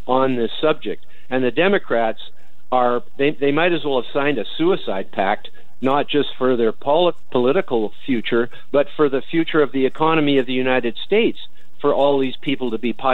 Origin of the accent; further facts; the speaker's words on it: Canada; I'm a Canadian